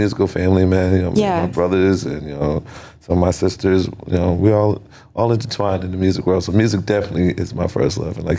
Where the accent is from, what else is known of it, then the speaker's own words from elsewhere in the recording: Lynn, Massachusetts, United States; So I'm from Lynn, Massachusetts, man. West Lynn, to be exact. You know, I grew up in Neptune.